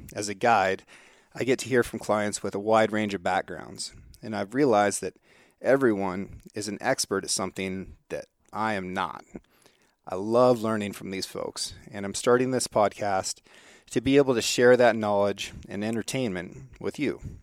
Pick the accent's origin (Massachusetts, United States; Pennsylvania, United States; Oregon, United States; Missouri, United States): Oregon, United States; Northeast; I grew up here on the Six Ranch in Northeast Oregon.